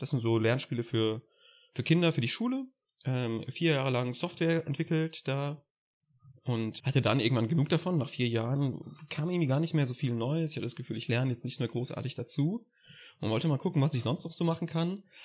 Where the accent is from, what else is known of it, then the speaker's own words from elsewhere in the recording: Mannheim, Baden-Württemberg, Germany; moved away as an adult; now in Hamburg, Germany; ich komme aus Mannheim eigentlich